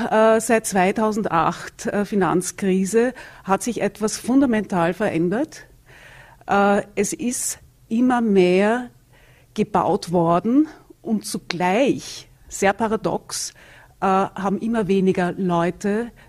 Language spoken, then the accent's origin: German; Vienna, Austria; Also ich komme aus Wien. Da gibt es viele Gemeindewohnungen.